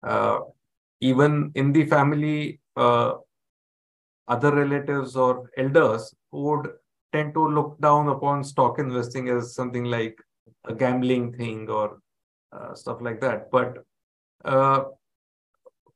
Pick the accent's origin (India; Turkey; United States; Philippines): India; Mumbai, Maharashtra; I've been born and brought up in Mumbai. So been a Mumbai boy all along